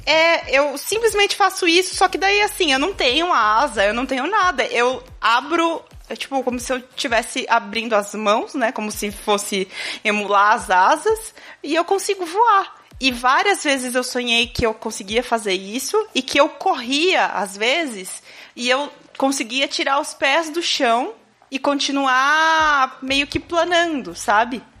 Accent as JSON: {"language": "Portuguese", "town": "Itu", "region": "São Paulo", "country": "Brazil", "tie": "born or raised there", "said": "eu nasci em Itu, para quem não sabe, é interior de São Paulo"}